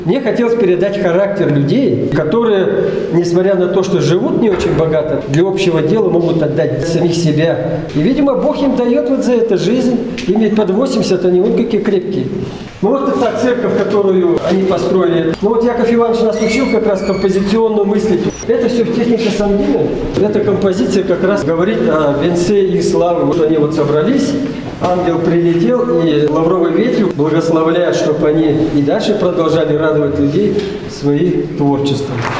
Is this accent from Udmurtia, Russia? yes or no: yes; Igra, Udmurtia, Russia; also born or lived in Malaya Purga; Я родился в Малой Бурге, а вообще детство и все остальное прошло в поселке Игар